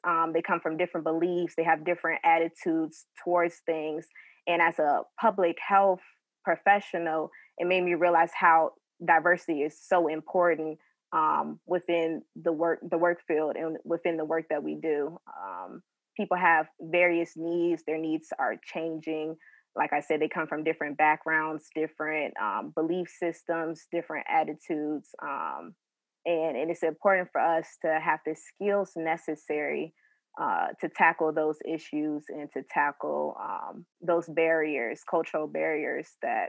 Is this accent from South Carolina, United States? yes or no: no; Richmond, Virginia, United States; moved away as an adult; now in Atlanta, United States; I'm originally from Richmond, Virginia. I moved to Atlanta 2 years now.